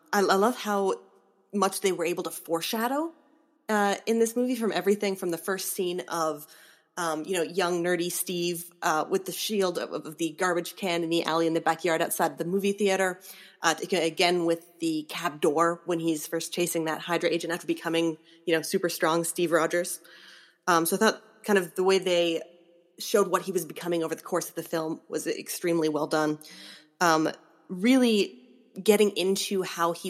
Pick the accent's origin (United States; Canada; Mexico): Canada; I'm the Canadian.